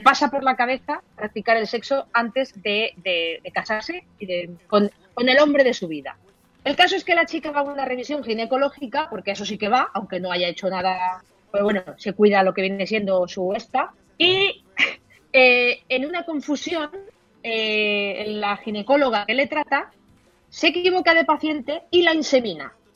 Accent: Elda, Valencian Community, Spain

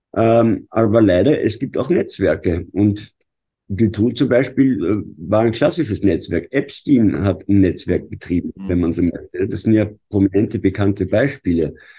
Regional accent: Vienna, Austria; als Wiener

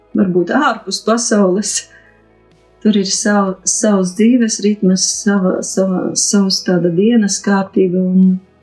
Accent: Nīcgale, Augšdaugava Municipality, Latvia; moved away as an adult; now in Daugavpils, Latvia; Nu, es esmu no Daugopils jau nedaudz vairāk kā 20 gadus, bet esmu dzimusi Nīcgalē. Tur arī, arī puse dzīves nodzīvota Nīcgalē, puse Daugopilī

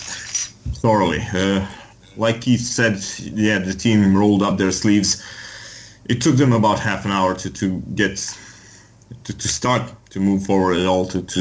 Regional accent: Serbia; I'm from Serbia

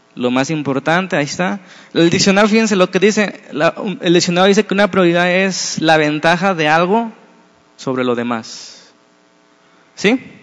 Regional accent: Mexico; como somos los mexicanos

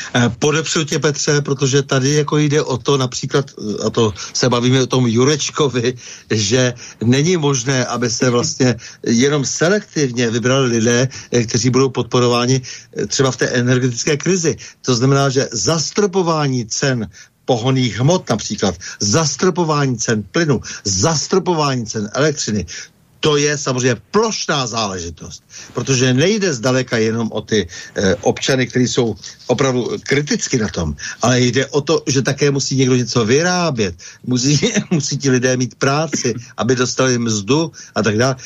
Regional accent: Bohemia, Czechia; u nás v Čechách

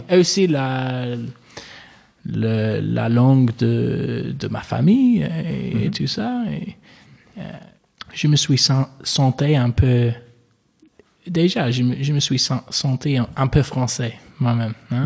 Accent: Manchester, North West England, United Kingdom; accent: English; French is a second language; moved away as an adult; also born or lived in Toronto, Canada; je suis né euh, à Manchester. c'est une, une, grande ville en Angleterre, du Nord.

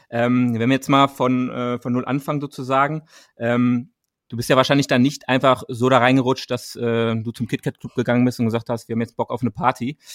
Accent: Rhineland, Germany; moved away as an adult; also born or lived in Paris / Cologne; now in Berlin, Germany; ich komme aus dem Rheinland ursprünglich

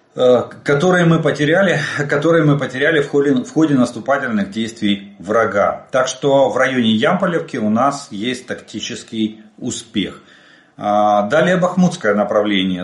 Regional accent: Ukraine; мы из Украины

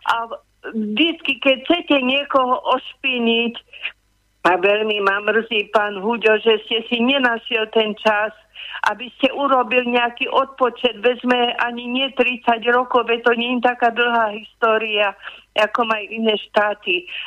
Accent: Slovakia; som hrdá Slovenka

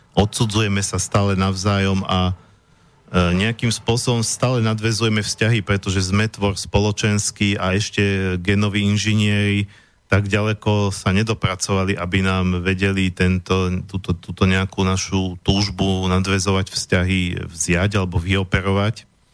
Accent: Slovakia; som hrdý Slovák

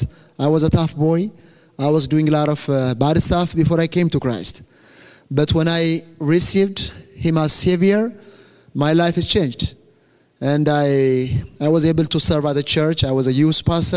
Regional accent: Ethiopia; first language Amharic; English is a second language; I came from Ethiopia. That's my country

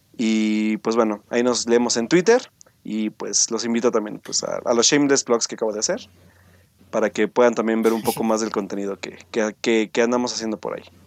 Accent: Mexico

